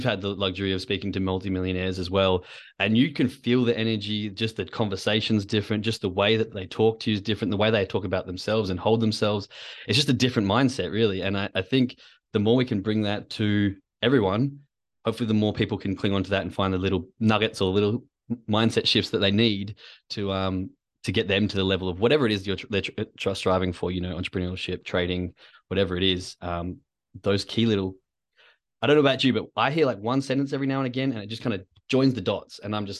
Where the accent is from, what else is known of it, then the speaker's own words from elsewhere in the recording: Perth, Western Australia, Australia; especially for those of you that know what it's like growing up in Perth. We do like a good beer and a good party.